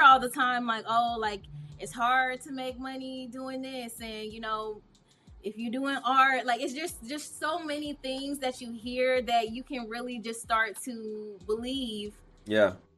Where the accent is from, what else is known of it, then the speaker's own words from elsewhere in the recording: Indianapolis, Indiana, United States; moved away; also born or lived in Atlanta, Georgia; I'm from Indianapolis, Indiana